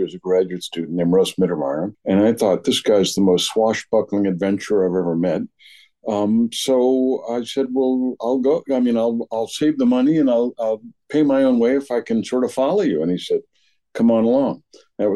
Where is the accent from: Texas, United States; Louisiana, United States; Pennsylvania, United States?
Louisiana, United States; New Orleans; moved away; I grew up in New Orleans